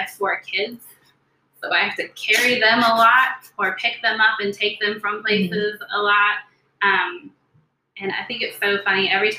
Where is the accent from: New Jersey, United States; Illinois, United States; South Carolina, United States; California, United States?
California, United States; Southern; moved away; I'm originally from Southern California.